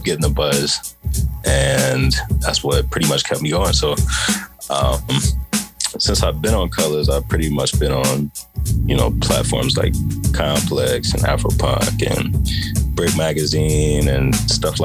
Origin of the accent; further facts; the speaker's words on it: Atlanta, Georgia, United States; moved away as an adult; now in New York, United States; I'm from Atlanta, Georgia. I started doing music in Atlanta when I was a teenager. And in 2016, I moved to New York